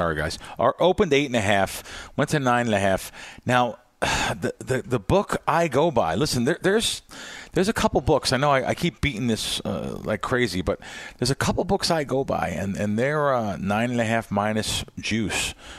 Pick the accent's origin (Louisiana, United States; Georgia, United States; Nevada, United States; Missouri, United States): Nevada, United States; Las Vegas; And Las Vegas, like I said, I hate to say it, it's my hometown team